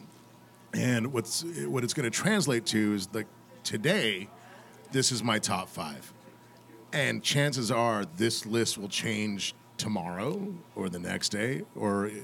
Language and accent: English; New Mexico, United States; moved away; I'm from New Mexico originally